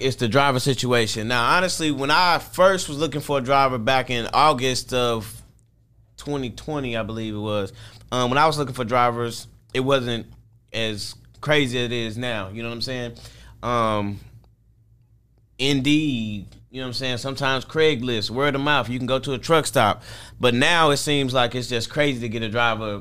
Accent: St. Louis, Missouri, United States; I'm from Saint Louis, Missouri

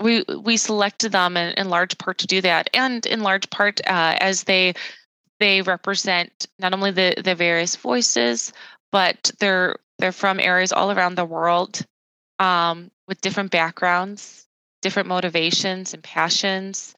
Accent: Chicagoland, suburb of Chicago, Illinois, United States; I was born in the Chicagoland area in a suburb of Chicago

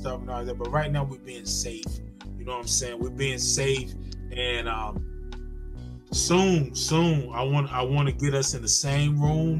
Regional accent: the South, United States; I'm from the South and I love the South

